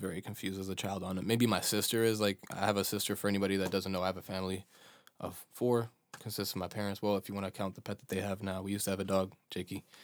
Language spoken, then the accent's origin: English; Chicago, Illinois, United States; accent: American; first language Bosnian; English is a second language; born and raised in Chicago to Bosnian parents